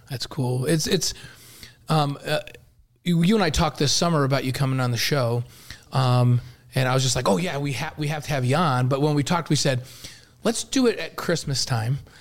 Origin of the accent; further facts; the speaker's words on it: New York, United States; moved away; growing up in New York as a Giants guy